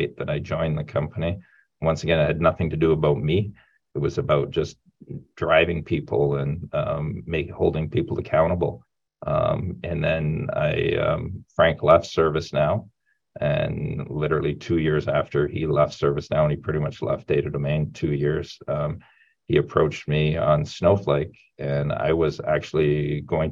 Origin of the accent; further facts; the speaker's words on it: Sarnia, Ontario, Canada; I grew up in Sarnia, Ontario, Canada, a small town about 3 hours from Toronto